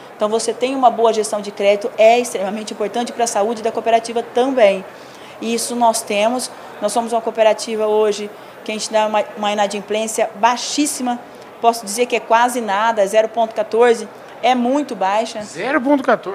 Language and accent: Portuguese; São José do Rio Preto, São Paulo, Brazil; moved away as an adult; voltei para casa, que eu sou do interior de São Paulo, sou de São José do Rio Preto